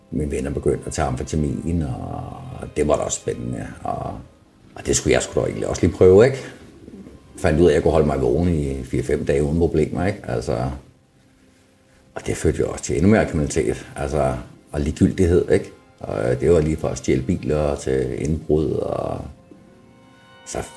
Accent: Copenhagen, Capital Region of Denmark, Denmark; now in Fredericia, Denmark; Jeg snakker altså meget, men det er fordi, jeg er københavner, ikke?

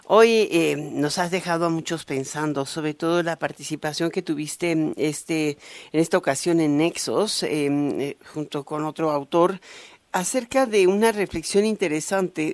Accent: Mexico; los mexicanos

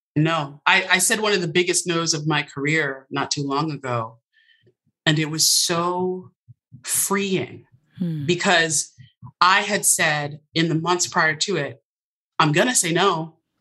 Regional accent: Westport, Connecticut, United States; I'm from Westport, Connecticut

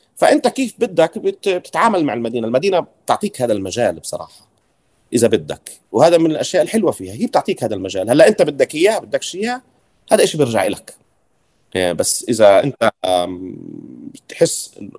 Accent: Deir Jarir, West Bank, Palestine; now in Ramallah, Palestine; انا نشأت في دير جرير شرق رام الله

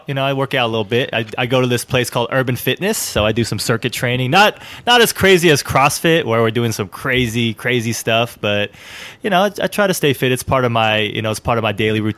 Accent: Alameda, California, United States; I live in Alameda, California. It's a city right in the San Francisco Bay Area, right next to Oakland, California. I was born and raised here in Alameda

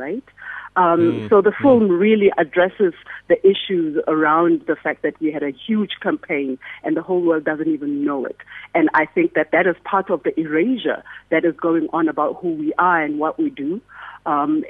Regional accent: South Africa

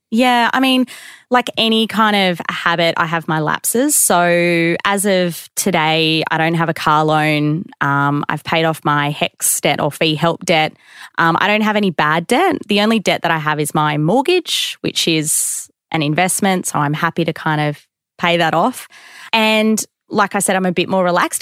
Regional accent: Queensland, Australia; I grew up in Queensland

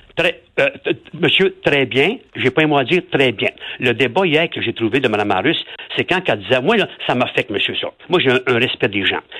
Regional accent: Quebec, Canada; On est Québécois, on vit ensemble

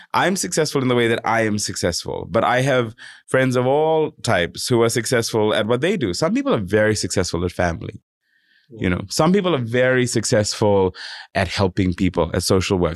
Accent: Fiji; now in Sydney, Australia; I come from Fiji. I, I you know I grew up there

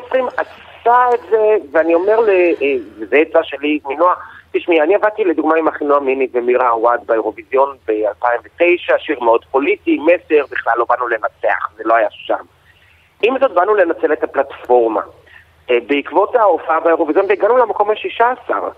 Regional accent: Israel

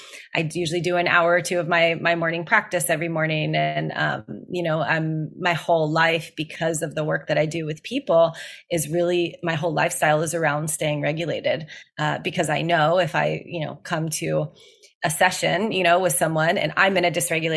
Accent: Gulf Coast, United States; I grew up around in the Gulf of Mexico, and I grew up around the ocean

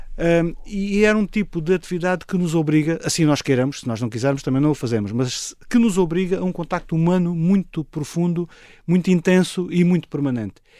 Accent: Moura, Alentejo, Portugal; also born or lived in Lisbon; sou Morense. Eh, sou, sou, a minha terra é Moura

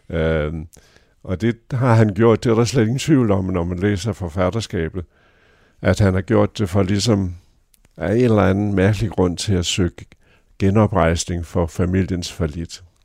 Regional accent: North Jutland, North Denmark Region, Denmark; vi er jo nordjyder

